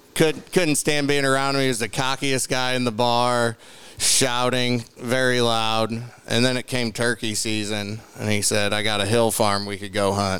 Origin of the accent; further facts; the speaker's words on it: St. Louis, Missouri, United States; I'm from St. Louis.